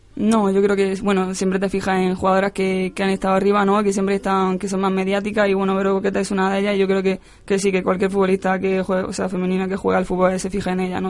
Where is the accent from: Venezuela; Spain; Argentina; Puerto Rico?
Spain; Almería, Andalusia; also born or lived in Granada / Málaga; now in Madrid, Spain; estuve jugando con, con chicos en, ahí en mi pueblo y luego finalmente me llamó la selección de Almería